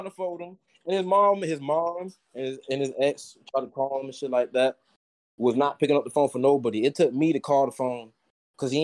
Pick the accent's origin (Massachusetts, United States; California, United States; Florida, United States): Florida, United States; Tampa; I'm from Tampa